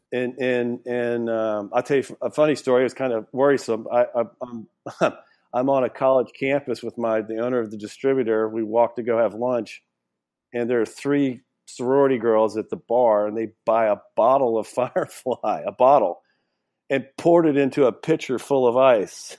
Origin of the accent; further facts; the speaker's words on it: Louisiana, United States; I grew up in Louisiana.